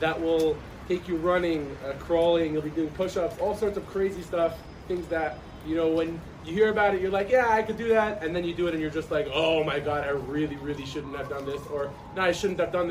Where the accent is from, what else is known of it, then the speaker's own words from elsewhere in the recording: Monsey, New York, United States; moved away as an adult; now in Israel; I am from Muncie, New York. And I made Aliyah 1 year ago to join the IDF